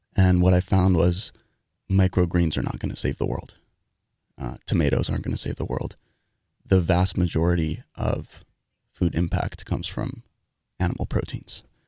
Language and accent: English; New York City, New York, United States; moved away as an adult; also born or lived in Dartmouth; I grew up in New York City, in Manhattan, living in an apartment, taking the subway to school